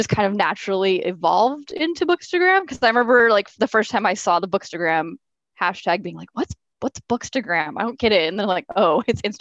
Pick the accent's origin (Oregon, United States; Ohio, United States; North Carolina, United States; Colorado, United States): Oregon, United States; oh, I'm from Oregon. I noticed you're from Oregon too.